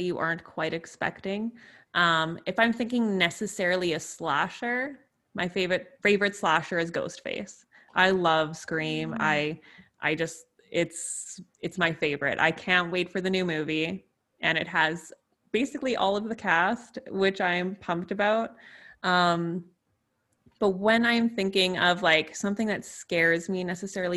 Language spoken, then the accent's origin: English; Canada; I am from Canada